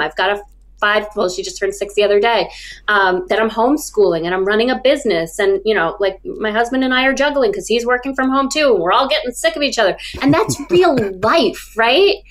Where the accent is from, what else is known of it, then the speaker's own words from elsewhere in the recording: about 90 miles north of New York City, United States; I was raised about 90 miles north of New York City